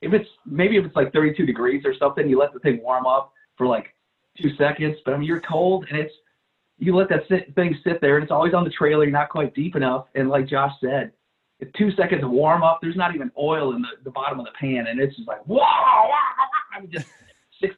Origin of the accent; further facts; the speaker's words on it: Midwest, United States; moved away as an adult; also born or lived in Milwaukee, Wisconsin / Madison, Wisconsin; now in Texas, United States; I grew up in the Midwest